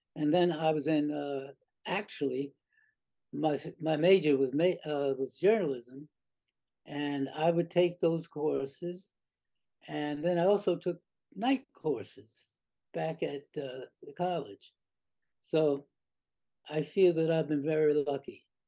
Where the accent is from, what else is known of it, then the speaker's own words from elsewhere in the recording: New York City, New York, United States; I grew up in South Jamaica